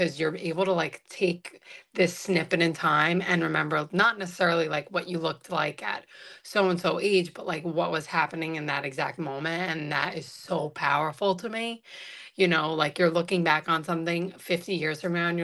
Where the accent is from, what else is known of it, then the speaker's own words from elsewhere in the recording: New York City, New York, United States; also born or lived in Staten Island; born and raised in Brooklyn